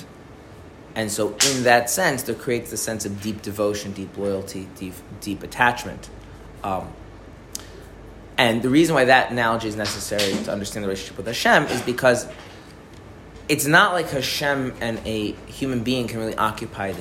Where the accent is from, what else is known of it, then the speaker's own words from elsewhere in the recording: United States; as an American